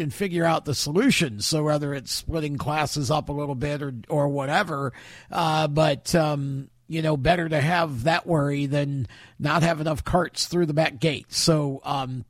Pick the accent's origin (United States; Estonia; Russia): United States; Oswego, New York; I was born and raised in Oswego, New York